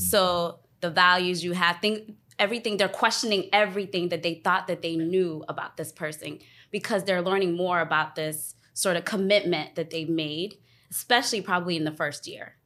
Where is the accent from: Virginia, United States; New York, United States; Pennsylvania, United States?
Virginia, United States; Alexandria; also born or lived in Ghana; now in Washington, DC, United States; I am from Ghana. I was born in Ghana and raised, um, outside of D C, Alexandria.